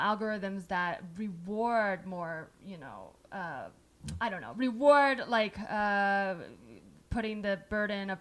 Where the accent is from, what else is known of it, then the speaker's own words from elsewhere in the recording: the Bay Area, California, United States; I'm from the Bay